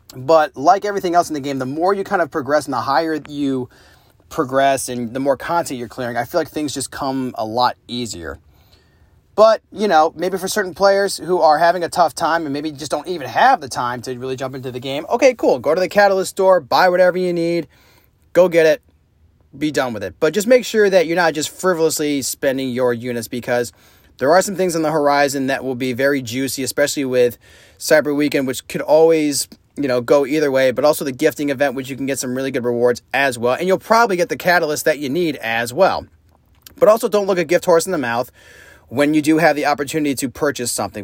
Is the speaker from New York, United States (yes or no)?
yes; upstate New York, United States; moved away; my hometown